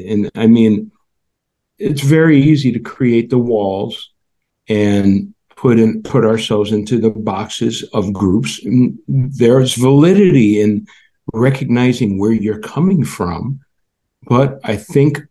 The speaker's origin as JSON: {"language": "English", "country": "United States", "said": "I'm African-American and I'm from America"}